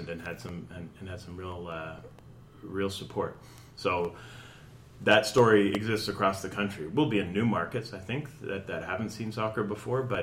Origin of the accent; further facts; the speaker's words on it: Canada; I'm born and raised in Canada.